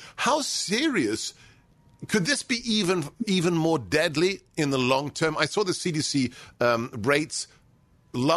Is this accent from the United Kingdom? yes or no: yes; United Kingdom; I learned German in the school in the UK